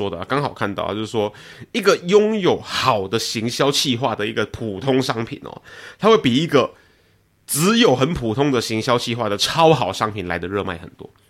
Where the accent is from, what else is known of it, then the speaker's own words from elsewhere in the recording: Taiwan; 我我来自台湾